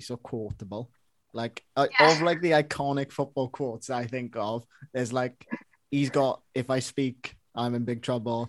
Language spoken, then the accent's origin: English; Welsh, Wales, United Kingdom; I'm Welsh, obviously.